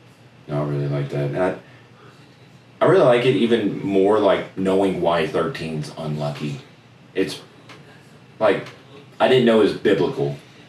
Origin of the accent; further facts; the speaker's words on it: United States; as an American